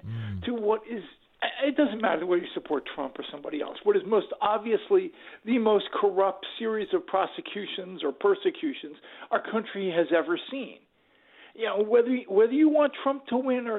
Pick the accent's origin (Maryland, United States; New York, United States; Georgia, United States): Maryland, United States; Baltimore; I grew up in Baltimore